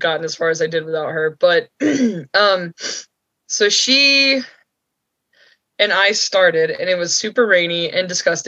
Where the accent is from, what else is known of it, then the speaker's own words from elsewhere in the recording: near Amicalola, North Georgia, United States; So I grew up in North Georgia near Amicalola, near Springer Mountain